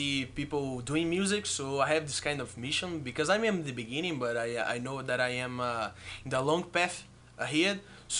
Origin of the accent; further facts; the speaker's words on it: Fortaleza, Ceará, Brazil; I'm from Fortaleza. He's in the northeast.